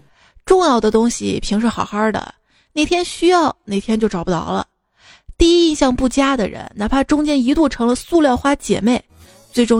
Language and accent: Chinese; Shaanxi, China; 我说我是陕西的